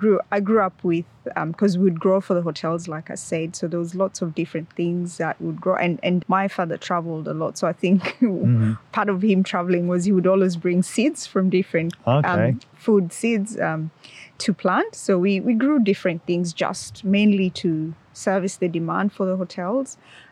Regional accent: Nakuru, Nakuru County, Kenya; moved away as an adult; also born or lived in Melbourne, Australia; now in Launceston, Australia; I'm originally from Kenya, so that's sort of East Africa. I grew up in a town called Nakuru, which is 2 hours' drive from the capital, Nairobi.

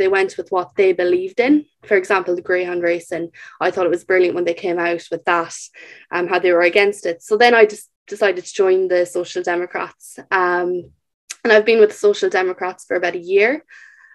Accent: Castlerea, County Roscommon, Ireland; I'm from Castlereagh, County Roscommon

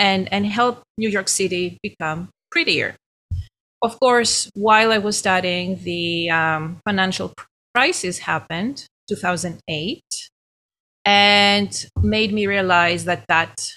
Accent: Greece; accent: Greek; moved away as an adult; now in United States; I'm Greek originally. That's my accent.

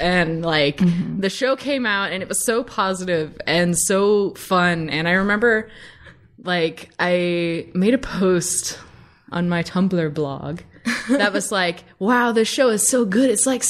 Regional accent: Somerset, Kentucky, United States; moved away as an adult; now in Los Angeles, United States; I am from Central Kentucky. I am from Somerset.

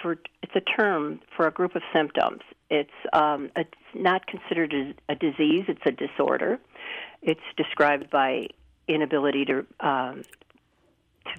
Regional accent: Chicago, Illinois, United States; also born or lived in Oak Park, Illinois / Geneva, Illinois; now in Batavia, United States; I was born in Chicago. So I was from Chicago, lived in Oak Park for a while

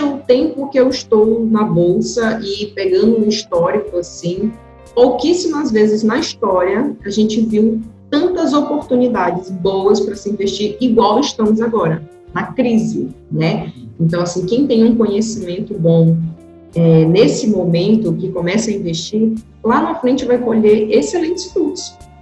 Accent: interior of Pará, Brazil; eu sou do interior do Pará

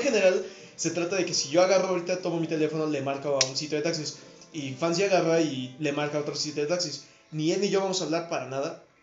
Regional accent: Mexico; hablando como mexicano

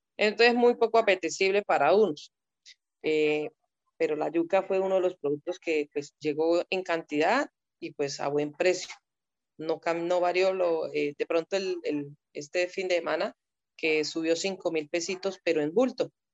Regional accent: Colombia

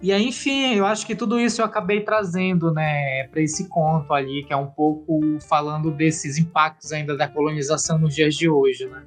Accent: Abaetetuba, Pará, Brazil; also born or lived in Portugal; eu sou paraense, eu nasci em Abaitetuba, um município no Pará, né? Vivo ainda aqui em Abaitetuba

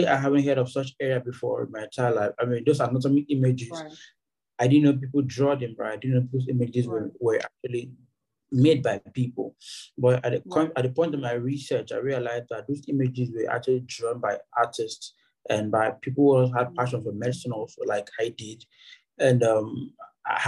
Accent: Akwa Ibom, Nigeria; also born or lived in Ebonyi State; a native of a Ebonyi State in Nigeria, but I was born and raised in Akwa Ibom State

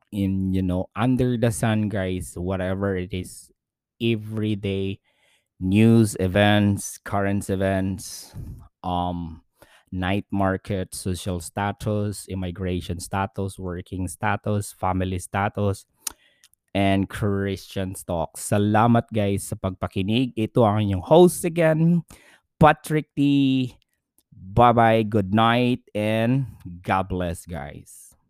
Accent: Philippines; now in New Zealand; mga Pilipinong OFW

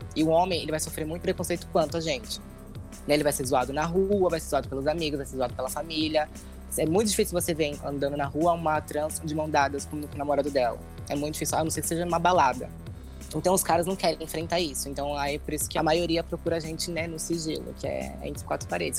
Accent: São Paulo, Brazil; sou de São Paulo, tenho 24 anos

